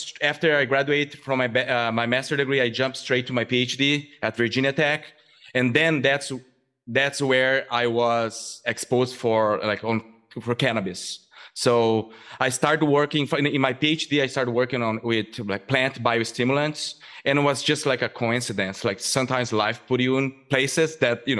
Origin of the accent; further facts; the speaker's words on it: southern Brazil, Brazil; English is a second language; moved away as an adult; now in United States; I'm originally from Brazil. I grew up in a very agricultural area in southern Brazil.